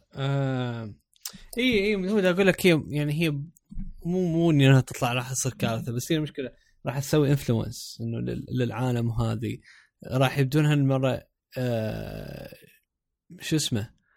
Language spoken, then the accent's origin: Arabic; Iraq; بصوت عراقي انه احنا عراقيين